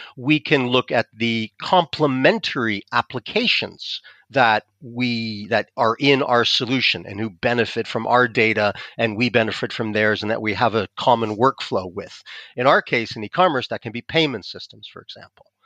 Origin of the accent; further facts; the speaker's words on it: United States; accent: American; moved away as an adult; now in France; I'm American, you can probably tell from my accent